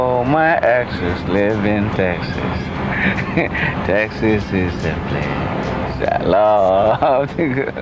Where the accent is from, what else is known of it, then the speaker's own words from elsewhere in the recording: Ghana; moved away; I'm from Ghana, West Africa.